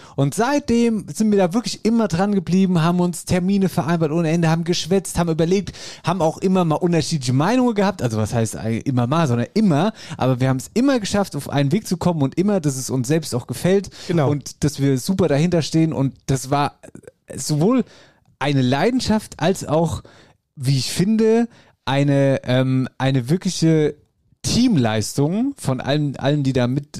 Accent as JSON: {"language": "German", "region": "Hesse", "country": "Germany", "said": "hier bei uns in Hessen"}